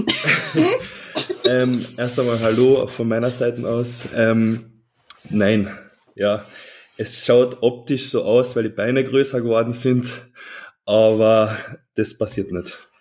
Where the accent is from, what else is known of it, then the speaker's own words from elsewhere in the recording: Klagenfurt, Carinthia, Austria; Ich komme aus Klagenfurt. Das ist südlich von Österreich, also ganz im Süden, wirklich sehr nah zur Grenze Italien